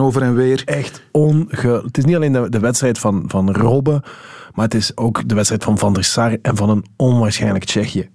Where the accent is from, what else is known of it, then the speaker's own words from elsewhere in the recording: Netherlands; we als Nederlander